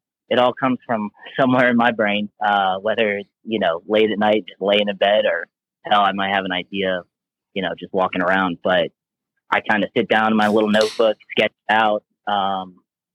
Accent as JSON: {"language": "English", "region": "Southwest Florida", "country": "United States", "tie": "born or raised there", "also_born_or_lived": "North Carolina", "moved": "as an adult", "lives_now": "Kansas, United States", "said": "I grew up in Southwest Florida in the swamp"}